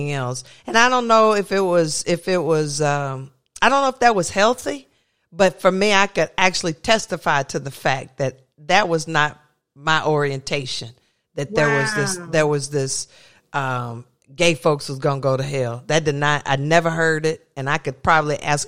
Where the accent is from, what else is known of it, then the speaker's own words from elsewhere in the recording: the South, United States; I was raised in the South where I grew up